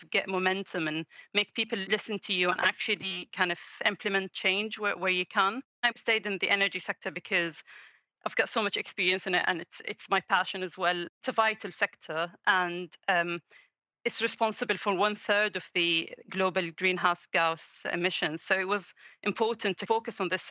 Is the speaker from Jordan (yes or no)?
yes; Jordan; I'm from Jordan and grew up there all my life.